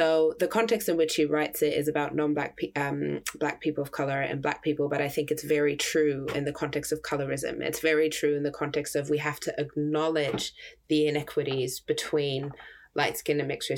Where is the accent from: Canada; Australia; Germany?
Germany; moved away; I grew up in Germany.